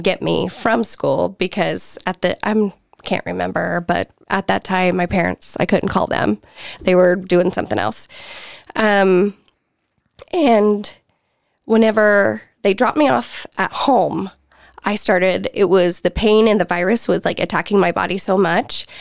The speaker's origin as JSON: {"language": "English", "region": "the Bible Belt", "country": "United States", "tie": "born or raised there", "said": "born and raised in the Bible Belt"}